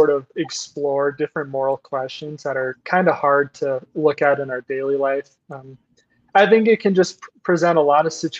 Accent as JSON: {"language": "English", "town": "Plymouth", "region": "Minnesota", "country": "United States", "moved": "yes", "lives_now": "Denver, United States", "said": "I'm originally from Plymouth, Minnesota, just a small little suburb by Minneapolis. Moved out to Denver, so out here in the Rockies now."}